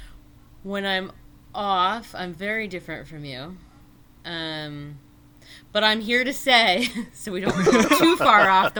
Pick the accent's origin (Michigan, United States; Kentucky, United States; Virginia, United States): Virginia, United States; now in Connecticut, United States; I'm from Virginia